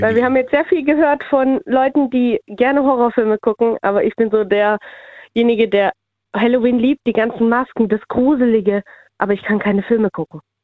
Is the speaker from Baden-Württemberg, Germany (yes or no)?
yes; near Esslingen, Stuttgart area, Baden-Württemberg, Germany; Ich bin aus Eichwald, das ist bei Esslingen in der Nähe von Stuttgart